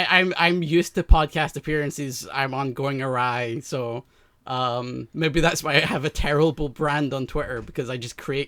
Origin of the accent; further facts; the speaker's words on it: Scotland, United Kingdom; I am Scottish